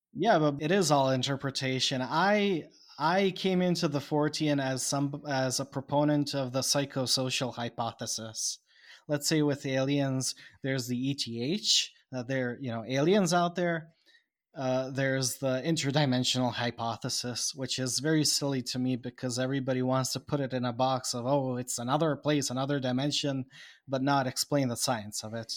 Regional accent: Bosnia & Herzegovina; I am now from Bosnia

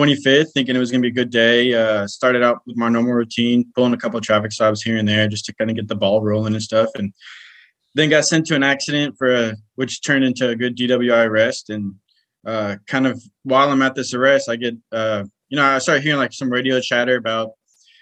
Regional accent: Houston area, South Texas, United States; also born or lived in California; now in Mesquite, United States; I grew up in South Texas, kind of Houston area

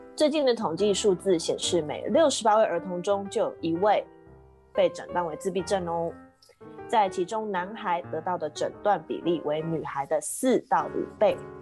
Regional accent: Kaohsiung, Taiwan; now in United States; 我是在美国的台湾高雄人

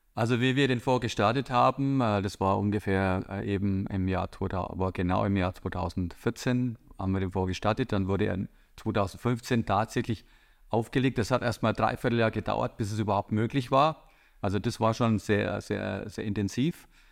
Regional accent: Bavaria, Germany; komme ich aus Bayern

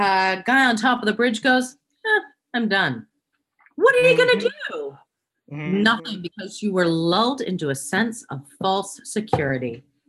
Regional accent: Oshawa, Ontario, Canada; I grew up in Oshawa, friends.

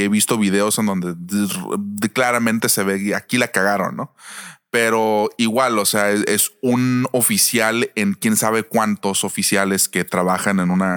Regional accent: Mexico; nosotros como mexicanos que vivimos en México

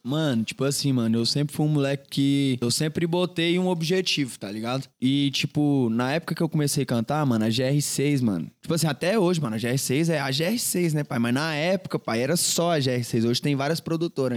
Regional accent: Goiânia, Goiás, Brazil; Nascido e criado em Goiânia, pai. Cria mesmo de Goiânia

